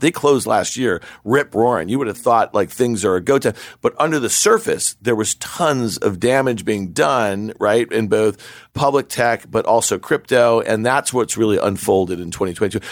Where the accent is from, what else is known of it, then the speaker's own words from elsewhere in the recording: New York, United States; I grew up here in New York